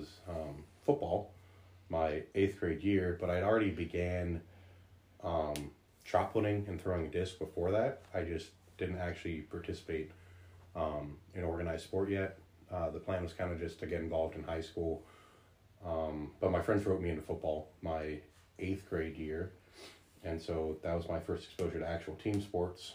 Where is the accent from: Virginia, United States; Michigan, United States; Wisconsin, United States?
Virginia, United States; Partlow; also born or lived in Hackberry, Louisiana; I grew up in Partlow